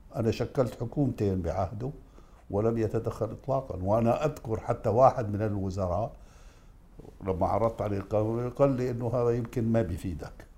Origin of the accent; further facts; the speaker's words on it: Karak, Karak Governorate, Jordan; أنا بأتي من الكرك